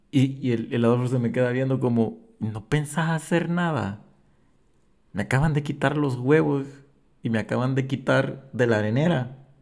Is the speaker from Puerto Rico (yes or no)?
no; El Salvador; nosotros como salvadoreños